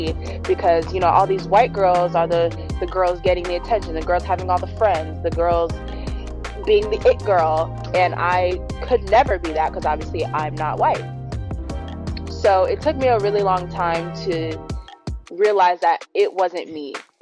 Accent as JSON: {"language": "English", "town": "San Diego", "region": "California", "country": "United States", "tie": "born or raised there", "said": "I was born and raised in San Diego"}